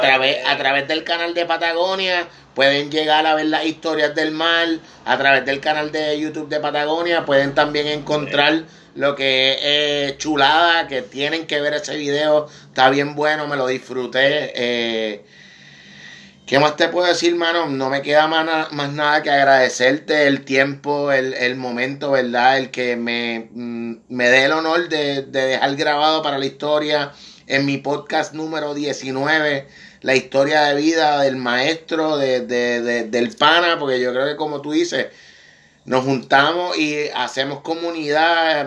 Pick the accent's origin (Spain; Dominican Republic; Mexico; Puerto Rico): Puerto Rico; como boricua